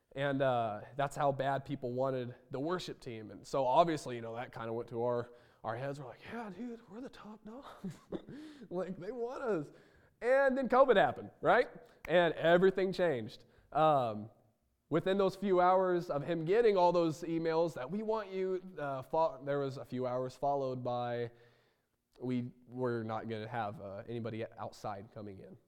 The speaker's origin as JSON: {"language": "English", "town": "Roseville", "region": "Illinois", "country": "United States", "tie": "born or raised there", "moved": "yes", "said": "I was born in Roseville, Illinois"}